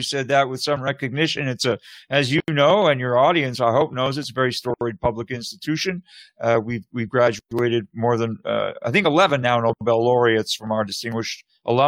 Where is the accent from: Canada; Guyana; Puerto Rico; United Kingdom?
Canada; moved away as an adult; now in United States; I'm originally from Canada. And most I've been in the States for 25 years now, and I'm naturalized